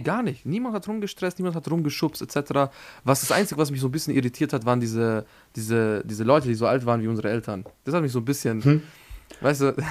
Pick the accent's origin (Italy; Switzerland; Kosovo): Kosovo; Pristina; now in Austria; ich komme aus Pristin